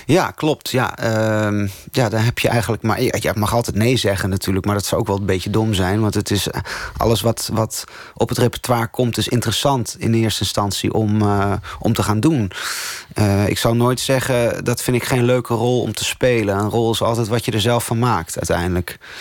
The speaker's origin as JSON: {"language": "Dutch", "town": "Tolbert", "region": "Groningen", "country": "Netherlands", "tie": "born or raised there", "moved": "yes", "said": "Tolbert, waar ik opgegroeid ben, het kleine dorpje in Groningen"}